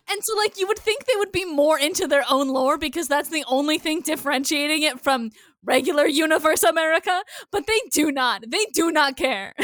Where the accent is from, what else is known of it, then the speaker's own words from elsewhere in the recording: Iowa, United States; My hometown in Iowa has two Casey's gas stations right across the street from each other